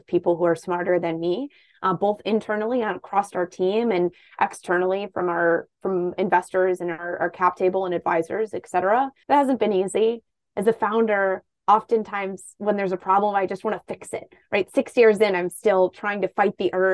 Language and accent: English; Toledo, Ohio, United States; moved away as an adult; also born or lived in Columbus, Ohio; I am from Toledo, Ohio